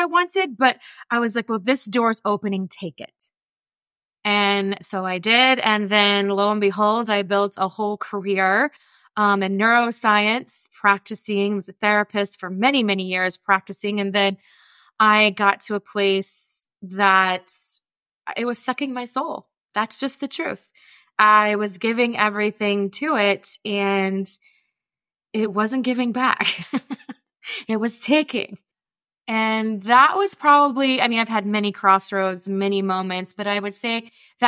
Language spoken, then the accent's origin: English; rural West Virginia, United States; accent: twang; I grew up in poverty and I grew up in West Virginia